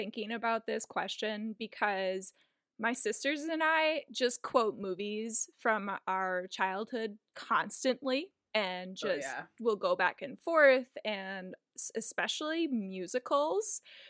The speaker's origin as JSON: {"language": "English", "region": "Minnesota", "country": "United States", "said": "I'm from Minnesota"}